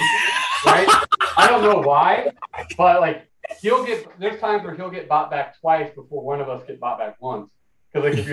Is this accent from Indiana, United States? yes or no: yes; Indiana, United States; now in Los Angeles, United States; growing up in Indiana where I grew up with less tolerant and open minds